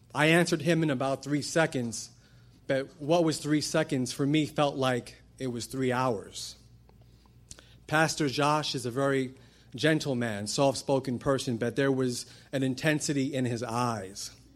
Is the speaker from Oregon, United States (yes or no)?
no; New York City, New York, United States; I grew up in Brooklyn, New York. I'm Puerto Rican